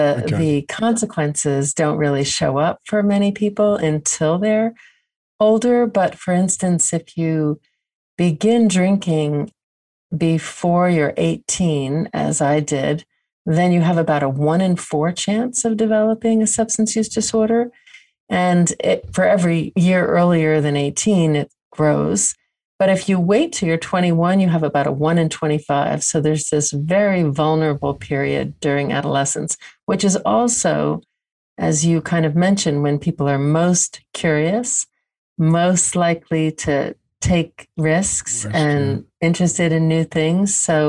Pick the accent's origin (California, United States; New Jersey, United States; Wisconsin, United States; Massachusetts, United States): New Jersey, United States; I grew up not In New Jersey, which is near New York. So very urban, but upper middle class, quiet community.